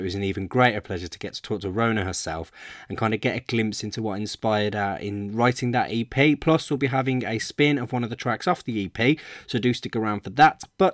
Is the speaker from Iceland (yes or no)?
no; Birmingham, West Midlands, United Kingdom; literally round the corner from where sort of I grew up